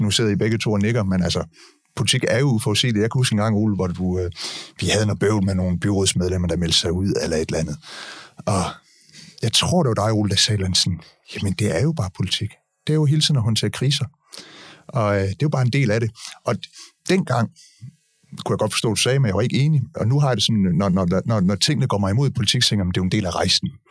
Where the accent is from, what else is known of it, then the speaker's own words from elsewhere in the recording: Denmark; de der velfærdsmyter, som, som vi er opvokset med i Danmark